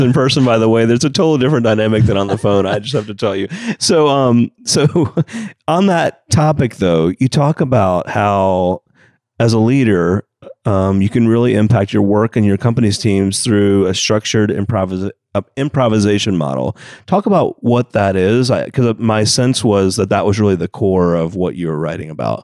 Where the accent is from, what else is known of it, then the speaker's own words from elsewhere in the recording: Atlanta, Georgia, United States; Atlanta, Georgia, of course, my hometown